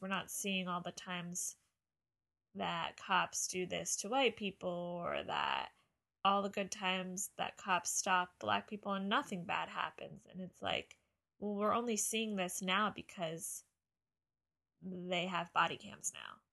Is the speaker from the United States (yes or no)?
yes; New Jersey, United States; growing up in New Jersey